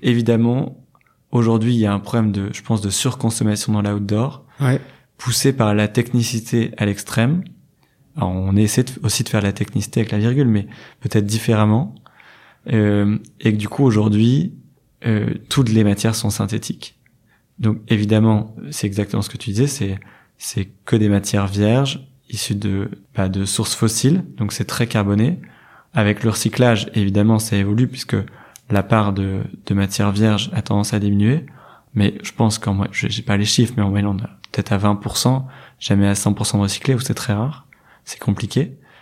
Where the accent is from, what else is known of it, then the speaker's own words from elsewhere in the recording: Lille, Hauts-de-France, France; moved away as an adult; now in Hendaye, France; j'ai 29 ans, je suis lillois. Euh, j'ai fait, euh, j'ai fait vraiment euh, tout mon parcours à, à Lille